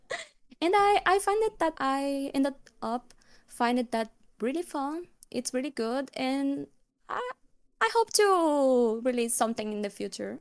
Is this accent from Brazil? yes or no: yes; Alagoas, Brazil; first language Portuguese; English is a second language; I'm from Brazil, born and raised.